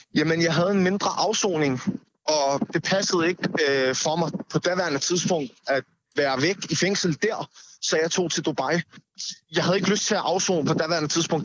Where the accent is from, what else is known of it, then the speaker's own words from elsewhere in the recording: Copenhagen, Capital Region of Denmark, Denmark; first language Danish; man er jo vokset op her, men det er ens modersmål, altså i hvert fald for mit, tid, øh, for mit vedkommende, det er mit modersmål, Danmark er mit land, Nørrebro er min